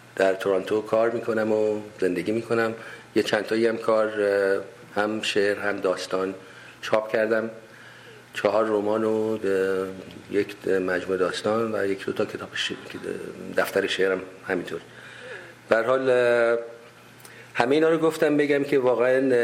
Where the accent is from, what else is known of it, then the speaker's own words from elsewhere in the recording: Tehran, Tehran Province, Iran; moved away as an adult; also born or lived in Shiraz / United States / Kerman; من اهل تهران هستم تحصیلات ابتدایی و متوسطه